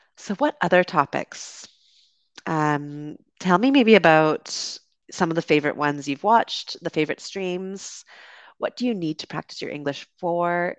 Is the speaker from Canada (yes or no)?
yes; Canada; accent: Canadian; moved away as an adult; also born or lived in United Kingdom; now in Dominican Republic; I'm from Canada originally and also lived in the U K and currently streaming to you from the Dominican Republic